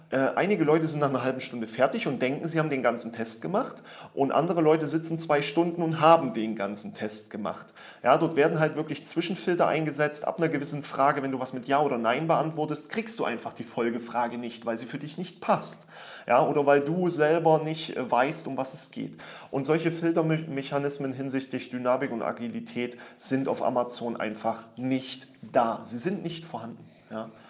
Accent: Germany; als Deutscher nicht.

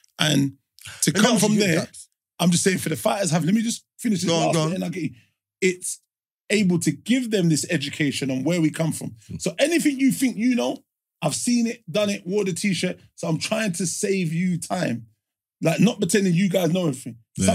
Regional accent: London, United Kingdom; we're from London.

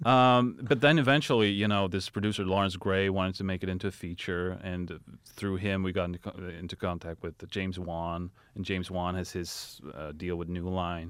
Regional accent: Sweden; moved away; I'm from Sweden

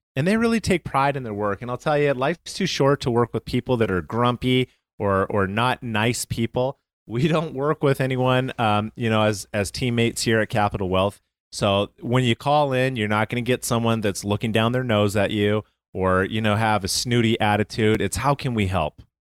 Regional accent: Calgary, Alberta, Canada; moved away; I'm from Calgary, Canada.

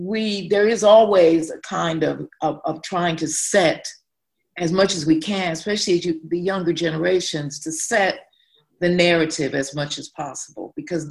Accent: Chicago, Illinois, United States; moved away; as an African-American, as a person who was born in Chicago

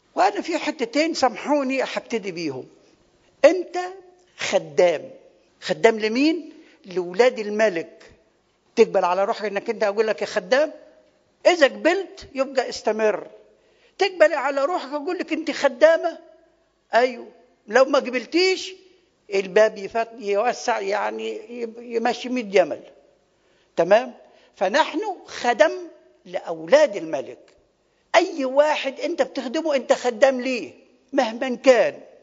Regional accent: Upper Egypt, Egypt; now in Kuwait; احنا عندنا في الصعيد

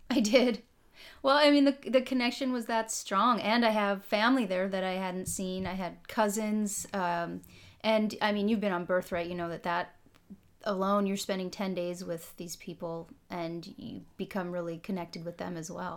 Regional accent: Holly, Minnesota, United States; moved away as an adult; also born or lived in Israel; now in California, United States; I'm from the northern part of Minnesota, rural Minnesota. Most people haven't heard of it. Tiny little town called Holly

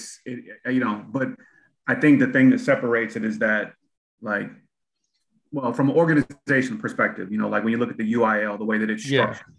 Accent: Texas, United States; moved away; I'm originally from Texas

